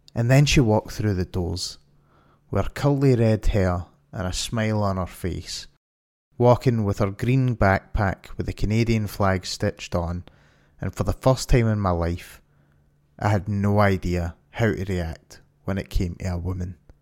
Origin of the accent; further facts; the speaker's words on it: Glasgow, Scotland, United Kingdom; my hometown of Glasgow